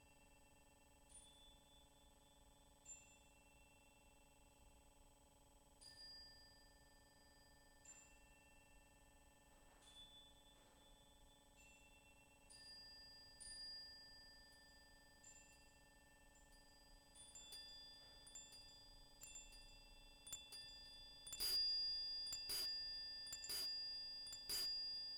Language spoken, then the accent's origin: English; Mendoza, Argentina; now in Canada; I'm from Argentina, from Mendoza